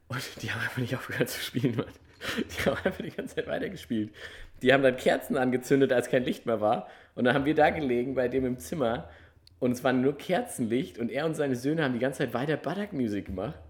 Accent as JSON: {"language": "German", "country": "Germany", "said": "wenn du dann da so als Deutscher"}